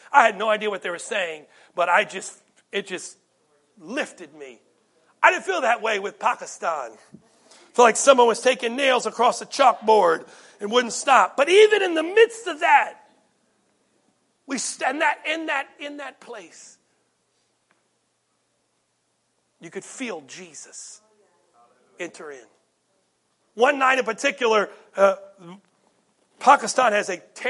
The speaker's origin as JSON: {"language": "English", "country": "United States", "said": "being an American"}